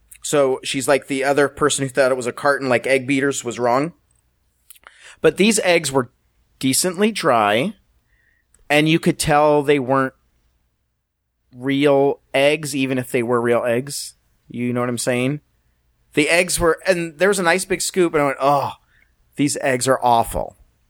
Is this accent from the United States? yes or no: yes; the South, United States; from the South, but I did put a picture of, I don't have any financial relationship with Chick-fil-A.